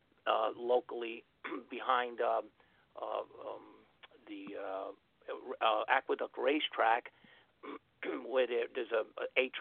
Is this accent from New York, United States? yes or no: yes; New York City, New York, United States; I was born in Queens, New York, Kew Gardens